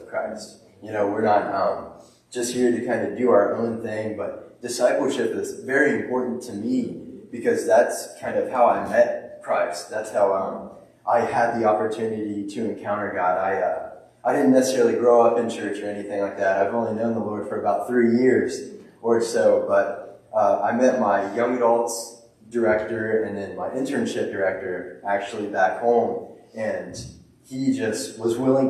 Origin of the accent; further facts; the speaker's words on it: Dayton, Ohio, United States; I'm from Dayton, Ohio